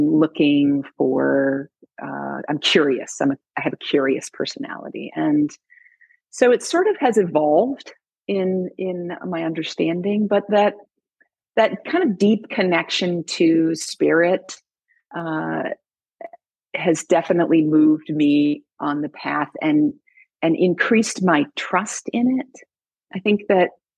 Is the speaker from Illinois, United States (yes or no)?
yes; Illinois, United States; now in Oregon, United States; I grew up in Illinois